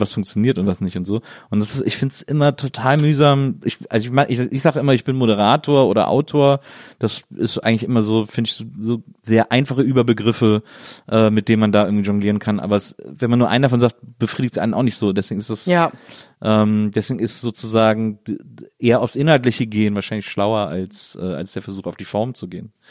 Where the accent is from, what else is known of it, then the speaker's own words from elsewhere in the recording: near Brühl, North Rhine-Westphalia, Germany; Ich bin ja im Phantasialand aufgewachsen, das war ja irgendwie äh, paar Kilometer nur von meiner von meiner Heimat entfernt